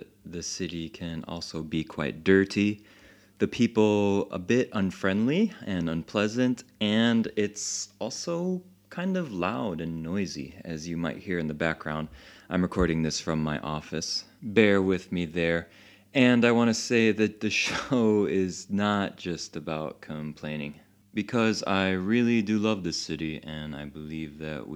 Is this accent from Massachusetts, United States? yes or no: no; Chicago, Illinois, United States; now in Paris, France; originally I'm from Chicago